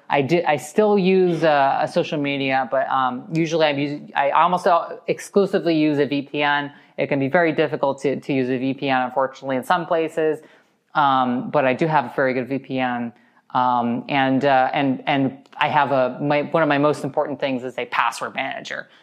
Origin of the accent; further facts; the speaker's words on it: United States; as an American